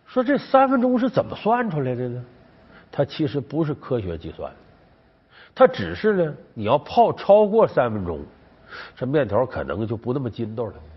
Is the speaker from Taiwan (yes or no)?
no; Northeast China, China; 我们东北老家酸菜味儿的